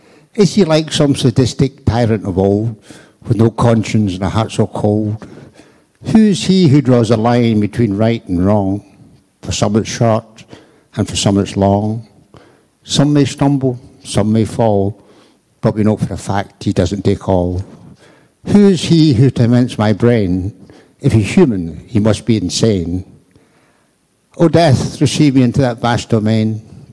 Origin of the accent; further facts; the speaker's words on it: Scotland, United Kingdom; I'm from Scotland.